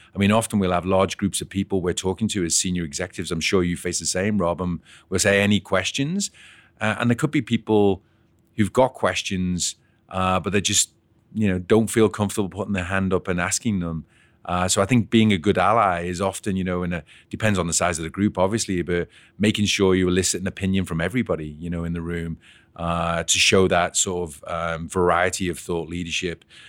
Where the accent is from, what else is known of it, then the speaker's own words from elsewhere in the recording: Liverpool, North West England, United Kingdom; now in Canada; I was actually born and bred in Liverpool